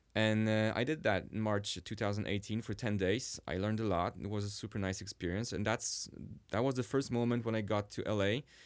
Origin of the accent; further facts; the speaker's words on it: Sweden; English is a second language; now in Warsaw, Poland; I was actually raised in Sweden